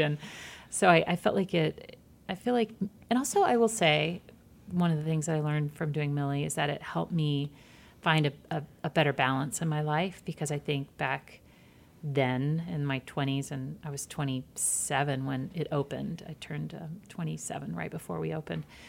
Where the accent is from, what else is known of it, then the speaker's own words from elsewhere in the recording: Georgia, United States; moved away; also born or lived in Michigan; I grew up in Georgia and small towns in Georgia and then moved to suburbs of Michigan.